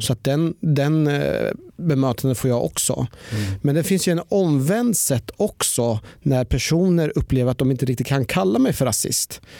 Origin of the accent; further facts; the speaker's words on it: Norrköping, Östergötland, Sweden; jag har ju växt upp igen eh, i Norrköping